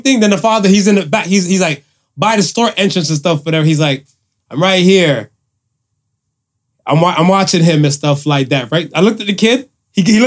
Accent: United States; I grew up in America

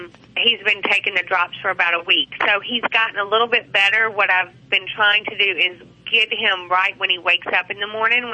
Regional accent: Arkansas, United States; accent: southern drawl; now in Houston, United States; Yeah, that's from Arkansas, though.

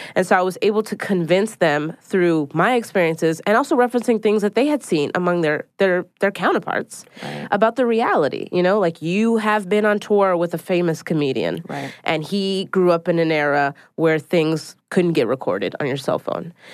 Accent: Philadelphia, Pennsylvania, United States; now in New York City, United States

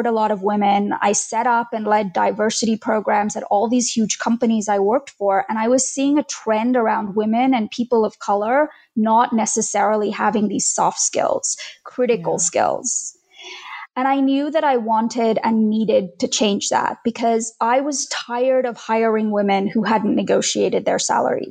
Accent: Australia; moved away as an adult; also born or lived in India; now in United States; We moved from India to Australia when I was 9

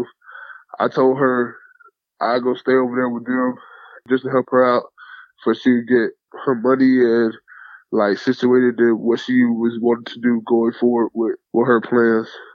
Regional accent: Fort Lauderdale, Florida, United States; I grew up in Fort Lauderdale, Florida, in like a little hood called Sunland Park. Spent most of my whole life there, but we moved around a couple times

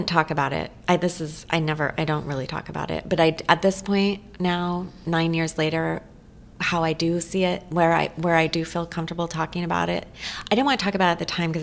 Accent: Eugene, Oregon, United States; also born or lived in Portland, Oregon; it's just in my blood growing up in Eugene

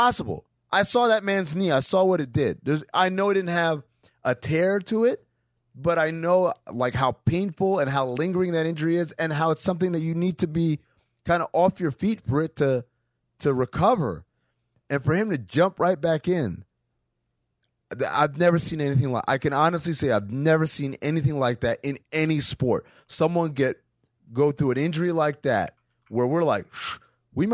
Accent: New York, United States; I grew up in New York.

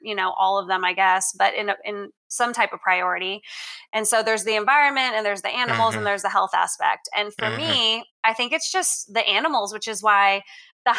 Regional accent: Canada; now in Texas, United States; growing up in Canada, not a lot of people are big hunters

